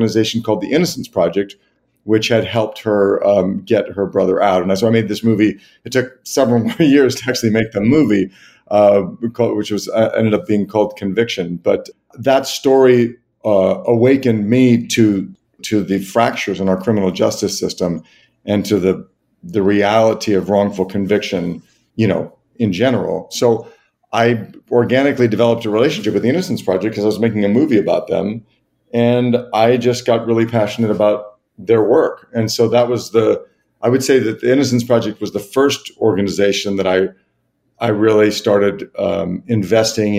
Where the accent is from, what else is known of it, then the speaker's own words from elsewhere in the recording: Los Angeles, California, United States; I grew up in Los Angeles